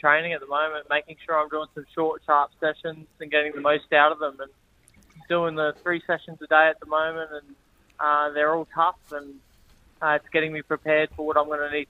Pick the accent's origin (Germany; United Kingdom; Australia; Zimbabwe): Australia; Brisbane, Queensland; I love fighting in my hometown and having that home support and being able to drive from home to the fight.